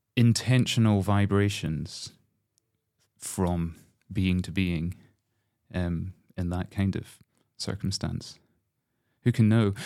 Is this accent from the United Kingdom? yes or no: yes; Glasgow, Scotland, United Kingdom; as a Scot